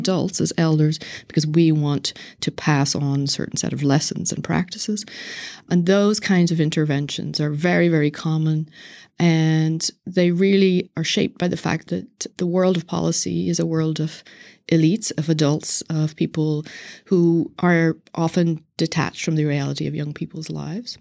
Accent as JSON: {"language": "English", "region": "Northern Ireland", "country": "United Kingdom", "moved": "yes", "said": "I'm originally from Northern Ireland"}